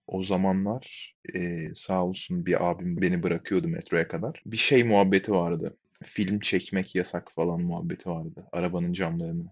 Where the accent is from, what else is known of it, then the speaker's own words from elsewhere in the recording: Hatay, Turkey; moved away as an adult; now in United States; Hatay'da büyüdüm